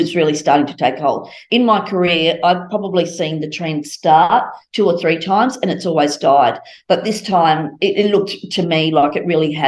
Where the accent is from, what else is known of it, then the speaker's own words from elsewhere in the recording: Brisbane, Queensland, Australia; I grew up in Brisbane